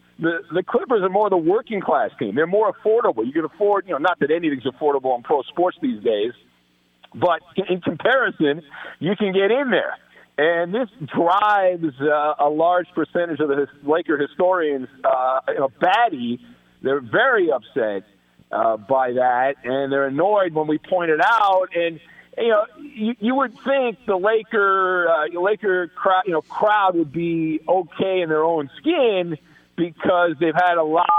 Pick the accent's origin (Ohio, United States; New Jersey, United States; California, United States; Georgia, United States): California, United States; Southern; I grew up in Southern California